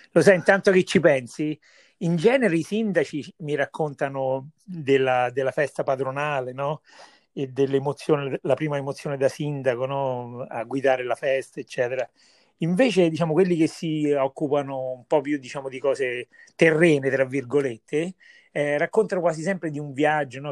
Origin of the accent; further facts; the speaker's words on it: Viterbo, Lazio, Italy; sono di Vitebo, Viterbo